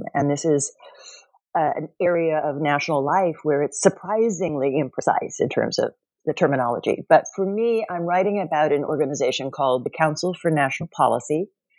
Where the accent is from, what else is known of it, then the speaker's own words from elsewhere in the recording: Oklahoma, United States; I should explain that I grew up Protestant in Oklahoma, so this was happening around me.